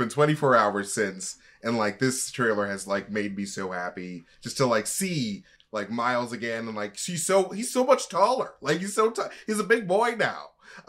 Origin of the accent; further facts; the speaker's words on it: Boston, Massachusetts, United States; No, it's because I'm from Boston